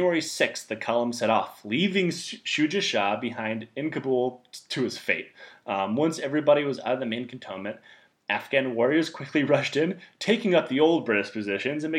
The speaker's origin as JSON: {"language": "English", "town": "Detroit", "region": "Michigan", "country": "United States", "tie": "born or raised there", "also_born_or_lived": "Texas", "moved": "yes", "said": "I grew up in Detroit, Michigan"}